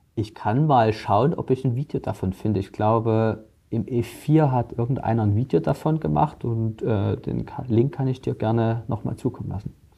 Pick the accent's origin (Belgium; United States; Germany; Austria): Germany; Saxon Switzerland, Saxony; In der sächsischen Schweiz zum Beispiel, wo ich groß geworden bin mit Klettern